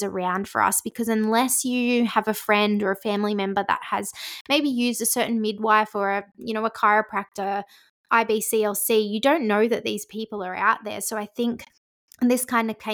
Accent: Hunter Valley, New South Wales, Australia; I was born in the Hunter Valley and I've lived here my whole life

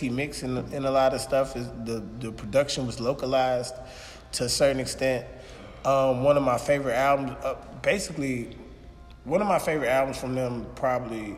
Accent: New York, United States; moved away; also born or lived in Mobile, Alabama; I'm from New York

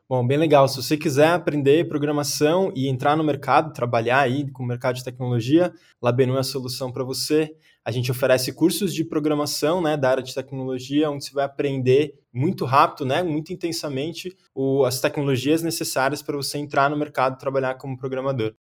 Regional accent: São Paulo, Brazil; Sou aqui de São Paulo, paulistano

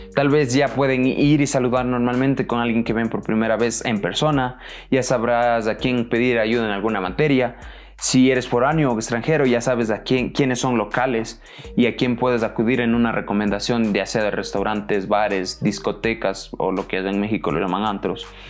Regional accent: Ecuador; yo soy de Ecuador

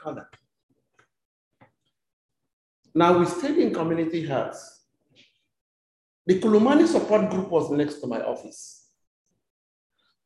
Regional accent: Ogoniland, Rivers State, Nigeria; moved away as an adult; now in South Africa; I come from the Ogoni ethnic nationality

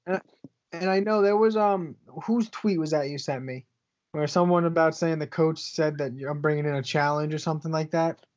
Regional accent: New Jersey, United States; We are from Central Jersey

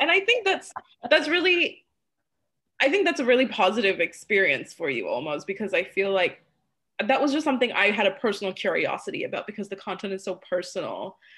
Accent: Malaysia; moved away; growing up in Malaysia

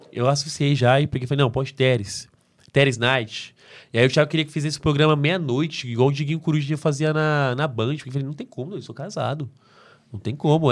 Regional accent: São Paulo, Brazil; accent: caipira; eu sou interiorano, eu sou caipira

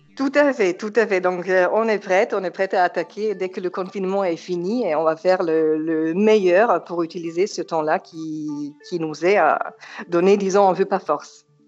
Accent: Germany; French is a second language; moved away as an adult; also born or lived in Yugoslavia (Serbia); now in Nice, France; J'ai grandi en Allemagne

